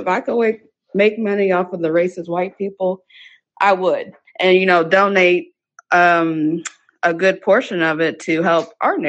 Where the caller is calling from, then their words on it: Indianapolis, Indiana, United States; I'm calling from Indianapolis, so not too far from you.